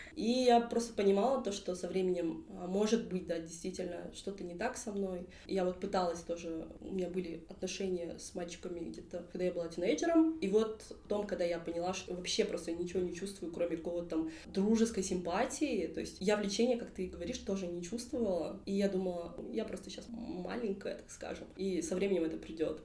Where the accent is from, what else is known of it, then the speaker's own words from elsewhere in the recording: Kentau, Turkistan Region, Kazakhstan; Также я из Кентау